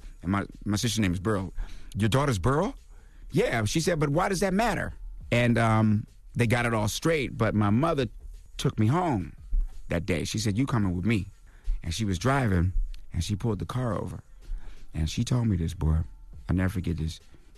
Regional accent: Washington, D.C., District of Columbia, United States; also born or lived in Mississippi / Midwest; I grew up in the Midwest up until I was 5 years old. Then I moved to Washington, D.C. during the riots after King got shot

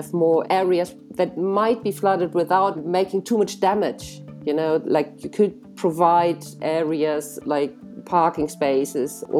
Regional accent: Cologne, North Rhine-Westphalia, Germany; my hometown, Cologne.

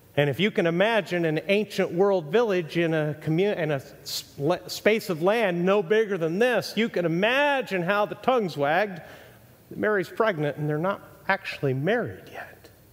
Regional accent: Mexico; also born or lived in Texas, United States; now in United States; I was raised in Mexico, born in Texas

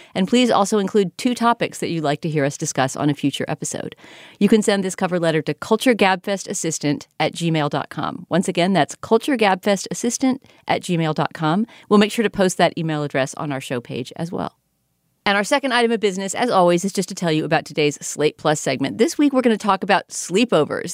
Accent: United States; as an American viewer

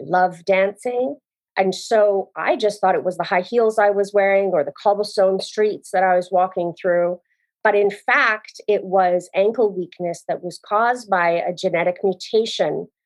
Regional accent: Canada; moved away as an adult; I grew up in Canada

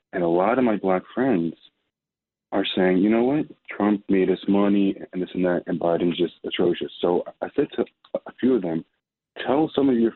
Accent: New York City, New York, United States; I'm born and raised in New York City.

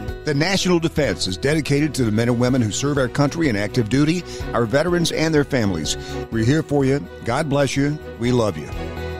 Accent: Knoxville, Tennessee, United States; I grew up in Knoxville, Tennessee

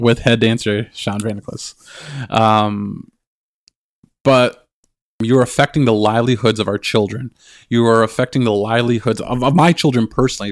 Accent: Canada; I'm Anishinaabe and I'm Canadian.

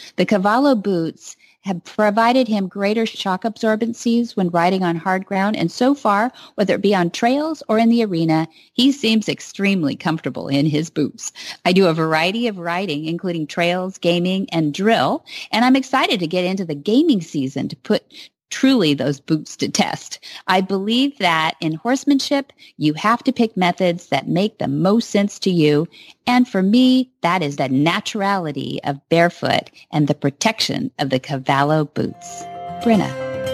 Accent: south of Hollister, California, United States; I, I grew up uh, south of there. My parents were born and raised in Salinas, California

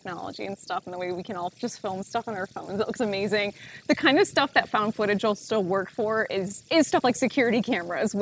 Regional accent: Michigan, United States; growing up in Michigan

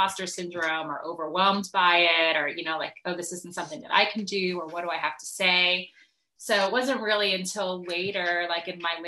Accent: New Jersey, United States; now in Asheville, United States; I'm a musician based out of Asheville, North Carolina, right now, but originally I grew up in New Jersey

